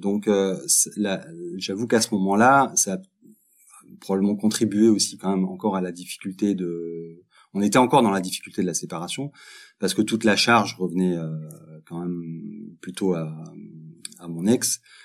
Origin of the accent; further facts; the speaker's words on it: Montpellier, Occitania, France; moved away as an adult; now in Belgium; je suis français, je viens de Montpellier et je vis en Belgique depuis une quinzaine d'années.